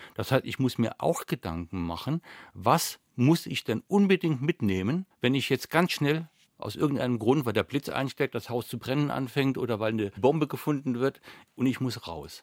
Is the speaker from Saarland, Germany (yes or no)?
yes; Saarland, Germany; Zum einen bin ich Saarländer.